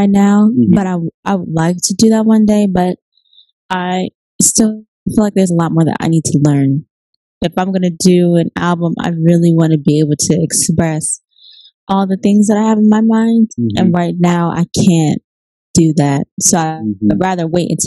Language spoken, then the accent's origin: English; Temple Hills, Maryland, United States; I'm from Maryland. The DMV area? Yeah, the DMV area. Mm-hmm. Literally. We grew up on St. Barnabas Road in Temple Hills